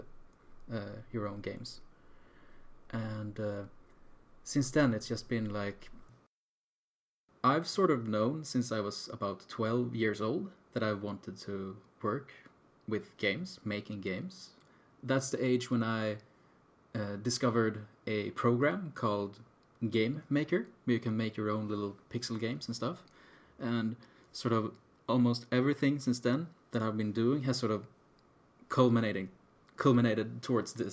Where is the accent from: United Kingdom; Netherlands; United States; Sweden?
Sweden; we're from Sweden